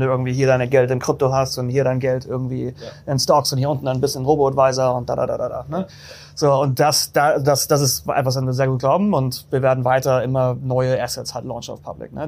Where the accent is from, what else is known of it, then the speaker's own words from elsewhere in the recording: Hamburg, Germany; now in New York, United States; bin Deutscher ursprünglich, ne? aus Hamburg